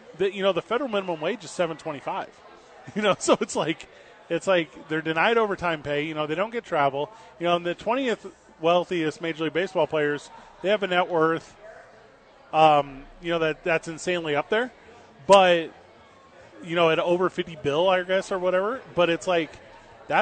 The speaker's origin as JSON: {"language": "English", "town": "East St. Louis", "region": "Illinois", "country": "United States", "tie": "born or raised there", "moved": "yes", "lives_now": "Albuquerque, United States", "said": "growing up where I grew up in East St. Louis"}